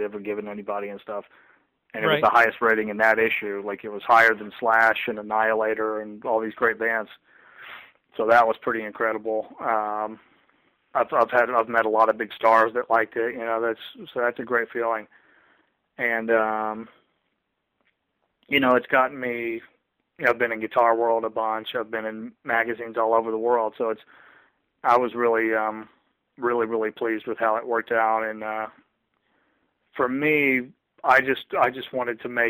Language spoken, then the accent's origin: English; the South, United States; I'm from the South